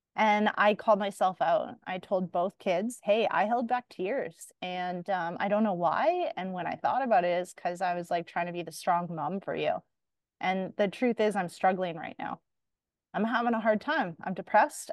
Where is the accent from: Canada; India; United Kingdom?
Canada; as a Canadian